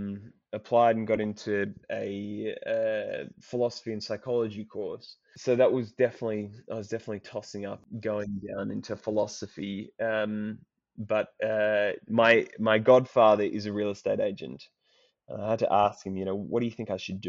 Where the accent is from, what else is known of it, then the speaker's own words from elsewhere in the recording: Sydney, New South Wales, Australia; moved away as an adult; now in Oxford, United Kingdom; So I grew up on the outskirts of Sydney, kind of around Dural, Cherrybrook.